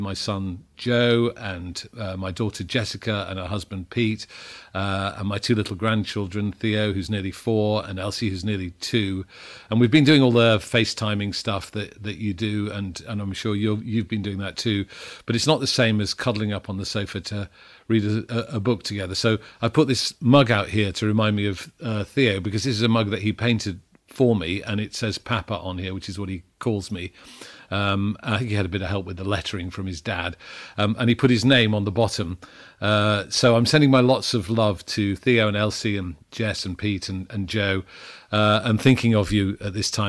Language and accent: English; Sheffield, Yorkshire and the Humber, United Kingdom; Martin's front room is in Sheffield, which is the city where I was born and brought up.